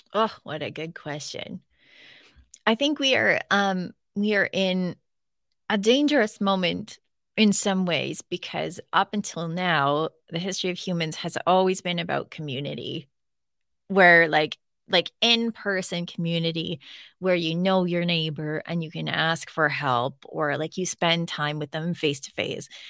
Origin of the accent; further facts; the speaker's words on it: Northern Ontario, Canada; I'm from Northern Ontario